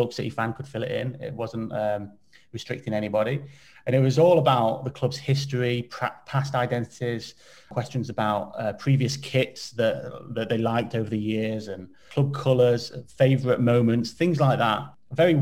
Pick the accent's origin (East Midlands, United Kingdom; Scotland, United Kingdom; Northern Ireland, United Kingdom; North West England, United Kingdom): East Midlands, United Kingdom; Derby; I'm from Derby and Alfreton is just down the road.